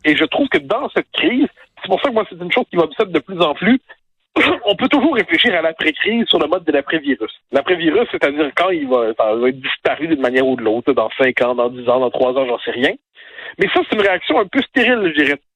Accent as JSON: {"language": "French", "region": "Quebec", "country": "Canada", "moved": "yes", "lives_now": "France", "said": "je suis en France, je suis un Québécois, hein, donc j'ai tous hmm. nos codes culturels"}